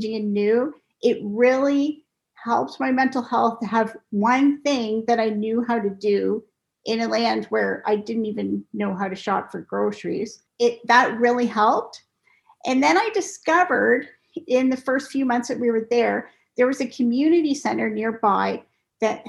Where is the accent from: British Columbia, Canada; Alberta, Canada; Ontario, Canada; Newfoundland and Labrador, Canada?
Ontario, Canada; Cambridge; also born or lived in South Korea; So I grew up in Cambridge, Ontario, and I lived there. I still live there